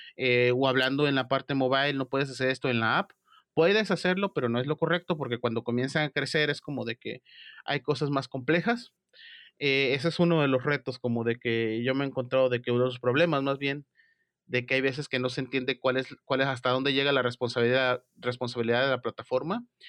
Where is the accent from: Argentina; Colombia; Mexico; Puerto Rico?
Mexico; soy de México